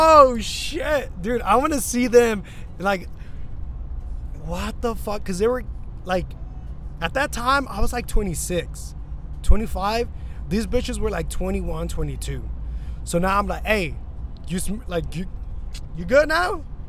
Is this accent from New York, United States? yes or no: no; Tucson, Arizona, United States; Lisa, I'm from Tucson. Holla at your boy.